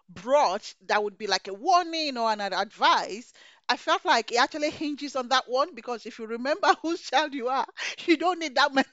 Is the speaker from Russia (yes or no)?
no; Nigeria; So growing up in Nigeria, my father didn't let me go queue up to welcome a governor.